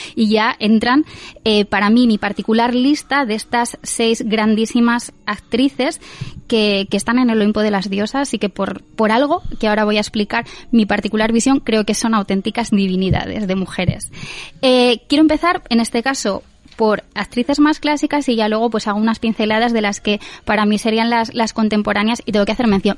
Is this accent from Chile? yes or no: no; Spain; nosotros como españoles